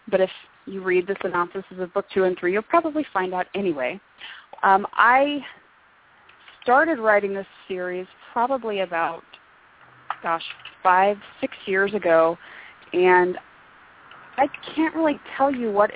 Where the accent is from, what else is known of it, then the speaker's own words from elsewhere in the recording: Northern California, United States; moved away as an adult; now in Arizona, United States; we're from Northern California